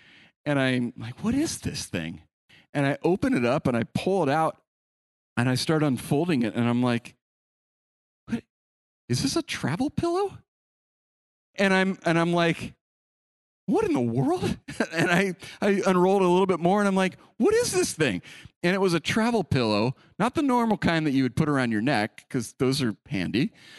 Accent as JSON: {"language": "English", "region": "California", "country": "United States", "tie": "born there", "said": "Okay, I was born in the Bay Area. We love the Niners."}